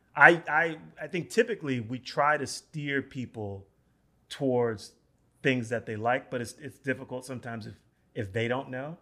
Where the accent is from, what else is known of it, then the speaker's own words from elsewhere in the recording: New York City, New York, United States; I'm from the North Bronx. So I grew up on Seton Avenue, like on the border